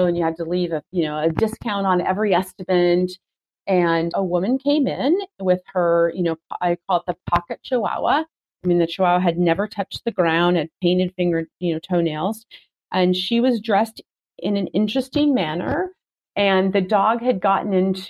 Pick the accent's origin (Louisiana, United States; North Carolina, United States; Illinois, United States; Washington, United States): Washington, United States; Seattle; I'm from Seattle